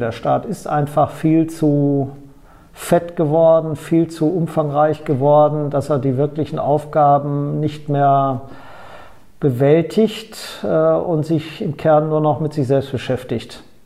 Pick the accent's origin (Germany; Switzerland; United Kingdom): Germany; Bünde, North Rhine-Westphalia; also born or lived in Baden-Württemberg; in meiner Heimatstadt Bünde